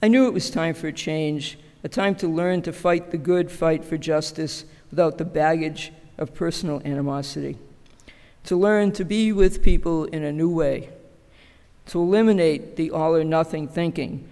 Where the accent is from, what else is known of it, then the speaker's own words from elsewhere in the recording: Boston, Massachusetts, United States; We were Polish immigrants living in a very tight-knit community centered around the church, Our Lady of Częstochowa in South Boston. I went to the same grammar school as my mother and her siblings